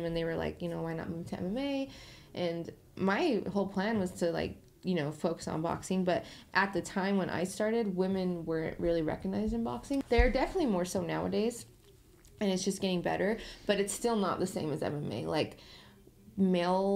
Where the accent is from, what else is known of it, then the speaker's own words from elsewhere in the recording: Utah, United States; moved away; that's my hometown, that's my home state